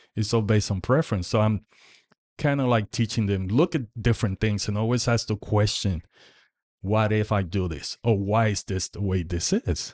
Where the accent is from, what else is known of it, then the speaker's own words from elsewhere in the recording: Puerto Rico; now in Indiana, United States; I grew up in Puerto Rico